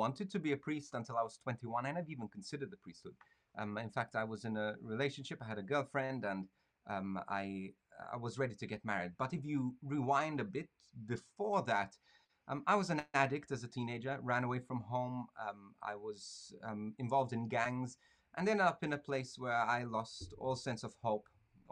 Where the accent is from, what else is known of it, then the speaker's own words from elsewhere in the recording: Malta; I'm from Malta